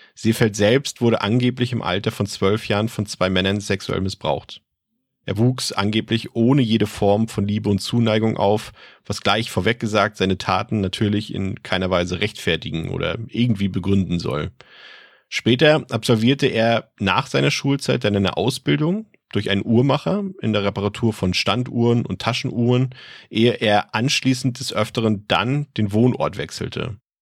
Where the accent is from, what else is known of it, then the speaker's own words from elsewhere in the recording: Mecklenburg-Vorpommern, Germany; aus meiner Heimat, aus Mecklenburg-Vorpommern